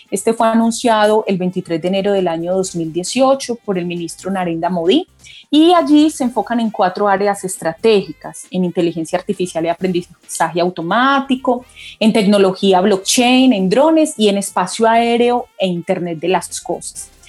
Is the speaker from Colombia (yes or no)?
yes; Colombia; nosotros como colombianos y como latinoamericanos debemos sentirnos orgullosos de que contamos con un centro